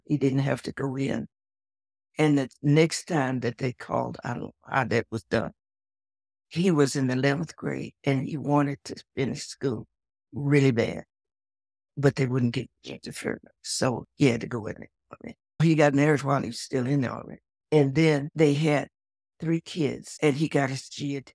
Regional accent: Texas, United States; I was born in Texas, in the South, was raised on a farm.

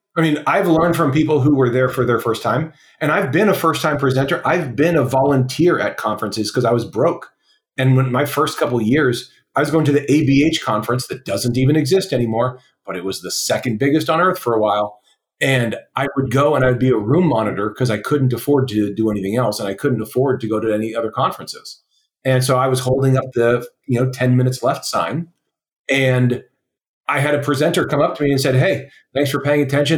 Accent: West Coast, United States; I was young and from the West Coast

